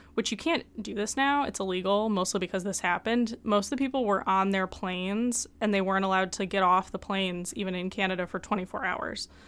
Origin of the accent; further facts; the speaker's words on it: Midwest, United States; I'm from the Midwest